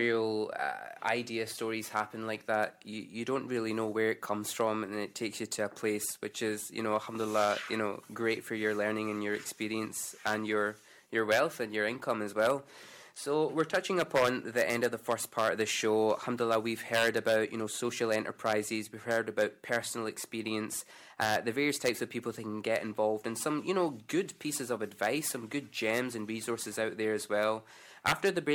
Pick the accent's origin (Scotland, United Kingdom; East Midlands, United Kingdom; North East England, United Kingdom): Scotland, United Kingdom; in Scotland, we have this sort of general culture of being risk-averse